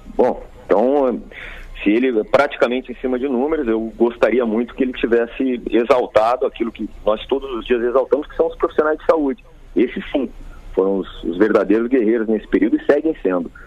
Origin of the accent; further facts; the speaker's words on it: Rio Grande do Sul, Brazil; como gaúcho que sou.